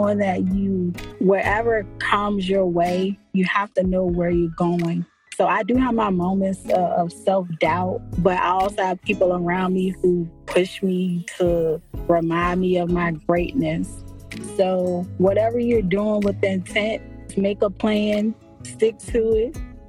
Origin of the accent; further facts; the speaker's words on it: Norfolk, Virginia, United States; also born or lived in Raleigh, North Carolina; I was born and raised in Norfolk, Virginia